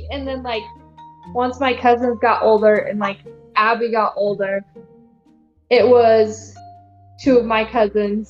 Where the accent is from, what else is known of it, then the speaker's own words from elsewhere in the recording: Pacific Northwest, Washington, United States; I'm from Washington or the Pacific Northwest